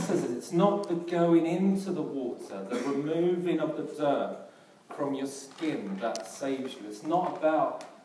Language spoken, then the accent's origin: English; London, United Kingdom; accent: Cockney; a South Londoner